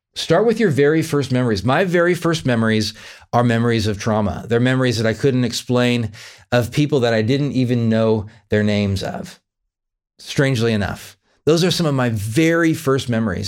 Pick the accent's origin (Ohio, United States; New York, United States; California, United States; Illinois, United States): California, United States; I grew up in California, and I lived in the same house from zero to eighteen